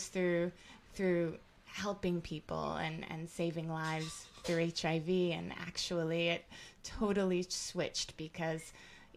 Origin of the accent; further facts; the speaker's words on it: Canada; moved away; also born or lived in New York / United Kingdom / Jamaica (parents); I was born in Canada and raised there, but in a household that was full of Jamaicanness